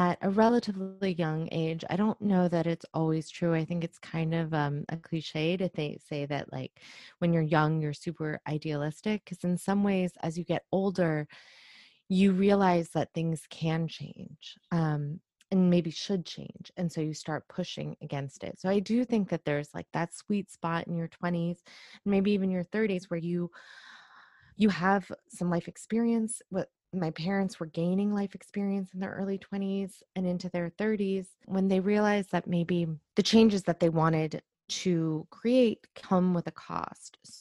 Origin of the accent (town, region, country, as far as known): Iran; born or raised there; moved away